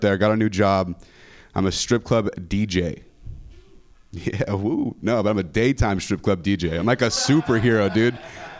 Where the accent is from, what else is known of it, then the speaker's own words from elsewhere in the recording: Modesto, California, United States; moved away as an adult; now in San Francisco, United States; I'm from the Central Valley, California